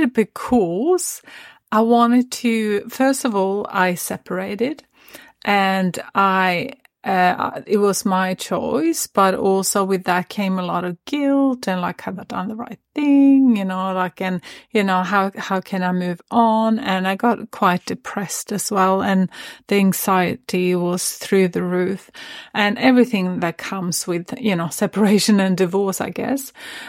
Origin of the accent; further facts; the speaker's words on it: Sweden; now in Sunshine Coast, Australia; I'm actually originally from Sweden, but yeah, I always wanted, I don't know, I had this craving of finding another place.